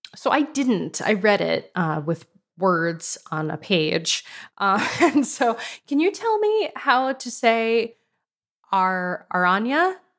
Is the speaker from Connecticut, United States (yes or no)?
yes; West Hartford, Connecticut, United States; moved away; also born or lived in San Francisco; I'm from West Hartford, Connecticut. That's where I grew up